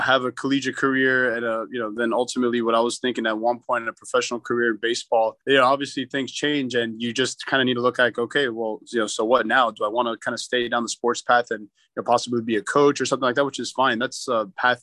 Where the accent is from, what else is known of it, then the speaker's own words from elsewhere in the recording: Miami, Florida, United States; also born or lived in Arkansas; I was born and raised in Miami